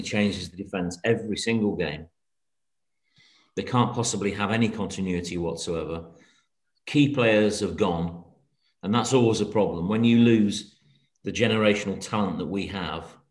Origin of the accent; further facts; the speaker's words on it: Manchester, North West England, United Kingdom; moved away; though I was born there, I've lived about 50 years away from there.